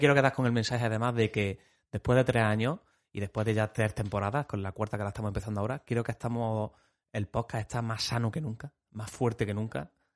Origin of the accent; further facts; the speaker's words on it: Pozoblanco, Andalusia, Spain; los que somos de Pozo Blanco